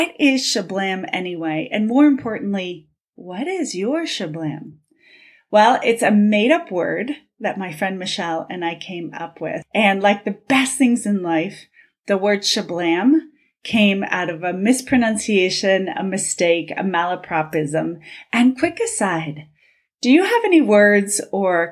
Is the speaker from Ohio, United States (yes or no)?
yes; Cincinnati, Ohio, United States; growing up in Cincinnati, where the headquarters of Procter & Gamble is